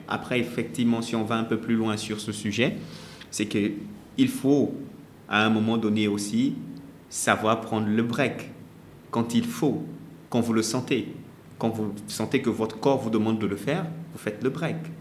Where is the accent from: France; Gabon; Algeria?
Gabon; moved away as an adult; also born or lived in Congo; now in Senegal; je, suis, congolais, je suis né congolais et euh, j'ai grandi au Gabon. Ensuite, je suis venu ici au Sénégal pour faire mes études